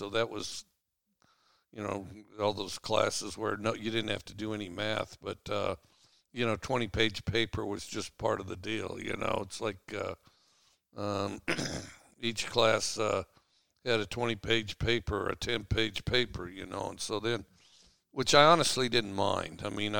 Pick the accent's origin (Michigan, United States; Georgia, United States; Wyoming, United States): Wyoming, United States; Cody; moved away; And I grew up in Cody, Wyoming.